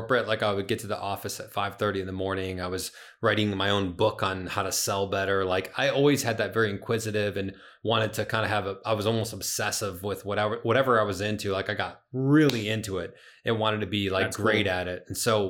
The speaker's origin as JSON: {"language": "English", "town": "Springfield", "region": "Illinois", "country": "United States", "tie": "born or raised there", "lives_now": "St. Charles, United States", "said": "I live in St. Charles now, which is a western suburb of Chicago."}